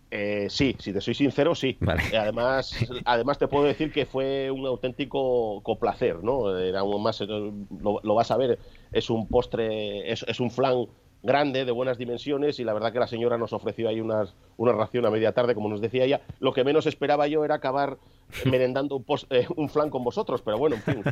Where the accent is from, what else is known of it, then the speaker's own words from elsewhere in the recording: Cangas de Onís, Asturias, Spain; los que nos criamos aquí en Cangas Donís, porque tanto para ir a la escuela como para ir al instituto pasábamos a diario por delante de esa casa